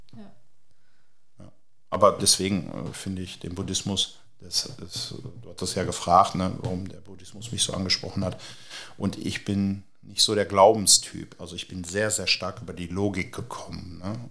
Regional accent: Hagen, North Rhine-Westphalia, Germany; ich komme aus Hagen.

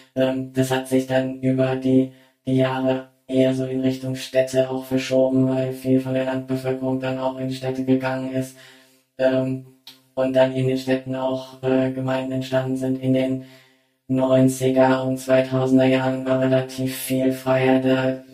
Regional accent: Germany; moved away as an adult; now in China; ich bin ja als, äh, Deutsche

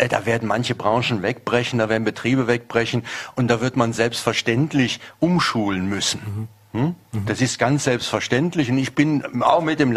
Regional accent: North Rhine-Westphalia, Germany; Ich komme aus der Nähe des Ruhrgebietes, wo es einen großen Strukturwandel gegeben hat, der bis heute gerade noch nicht ganz überwunden ist.

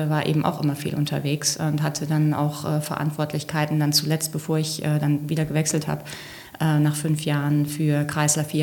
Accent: North Rhine-Westphalia, Germany; ich komme ja ursprünglich eigentlich aus dem Rheinland, aber die Grenze zu Westfalen ist nur 150 Meter vom Haus weg.

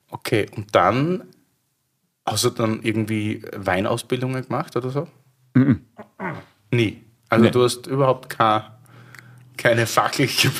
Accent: Austria; Ja, ich will da als Österreicher jetzt keinen kulturellen Kleinkrieg anfangen.

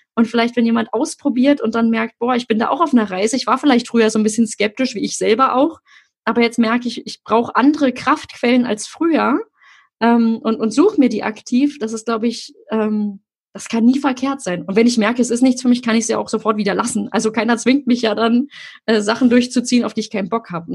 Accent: Berlin, Germany; ich komme ja nur aus Berlin-Friedrichshain

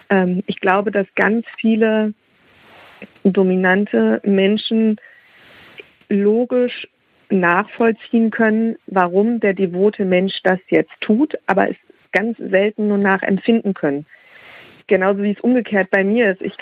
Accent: Hesse, Germany; Und ich komme aus Nordhessen und dann fuhren wir nach Kassel.

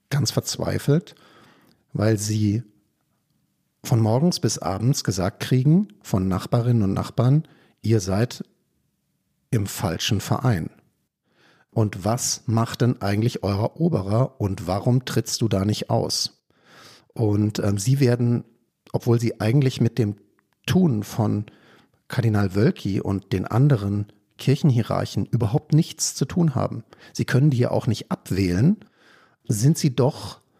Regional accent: Freiburg im Breisgau, Baden-Württemberg, Germany; Also ich bin zwar evangelisch, aber ich komme aus Freiburg im Breisgau.

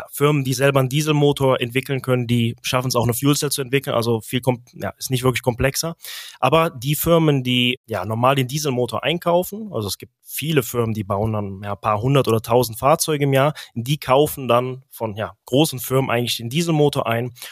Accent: Engelskirchen, North Rhine-Westphalia, Germany; born there; moved away as an adult; also born or lived in Delft, Netherlands; Ich bin gebürtig aus Engelskirchen, liegt ungefähr ja, 25 Minuten östlich von Köln. Nach meinem Zivi 2010 habe ich mich entschlossen, um in die Niederlande, Niederlande zu ziehen, nach Delft

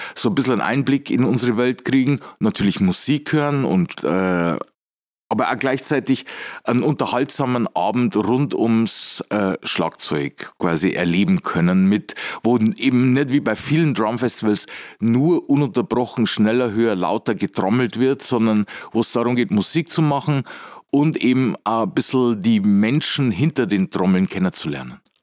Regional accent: Weiden, Bavaria, Germany; moved away as an adult; also born or lived in New York / Munich; now in Regensburg, Germany; ursprünglich komme ich aus Weiden in der Oberpfalz

